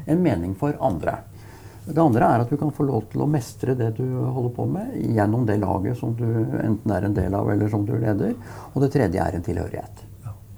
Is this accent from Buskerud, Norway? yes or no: no; Brumunddal, Innlandet, Norway; fordi jeg er fra Brumunddal